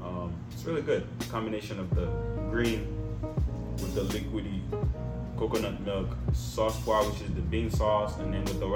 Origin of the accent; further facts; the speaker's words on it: Southern United States, United States; I feel like growing up in the South, they very try to strictize you on how you speak properly, you know.